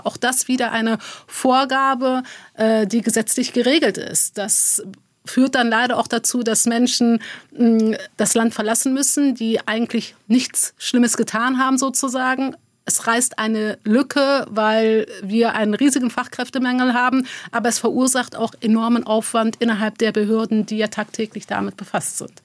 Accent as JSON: {"language": "German", "town": "Neuss", "region": "North Rhine-Westphalia", "country": "Germany", "tie": "born or raised there", "also_born_or_lived": "Dormagen", "said": "Also ich bin in Dormagen geboren, in Neuss groß geworden"}